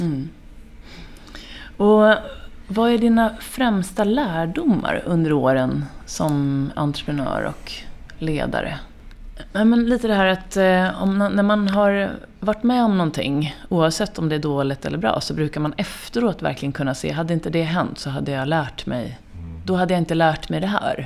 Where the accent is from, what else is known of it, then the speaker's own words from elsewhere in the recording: Finland; jag är ju finne i grunden